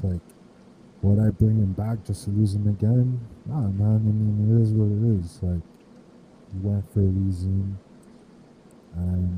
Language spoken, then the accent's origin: English; Miami, Florida, United States; I grew up in West Kendall